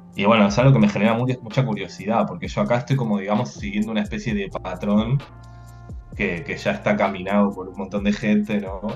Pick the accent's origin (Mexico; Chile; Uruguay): Uruguay; moved away as an adult; also born or lived in Lyon, France / Toulouse, France; now in Barcelona, Spain; soy uruguayo